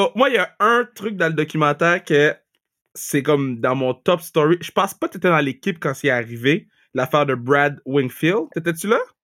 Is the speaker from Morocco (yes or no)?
no; Montreal, Quebec, Canada; on est de Montréal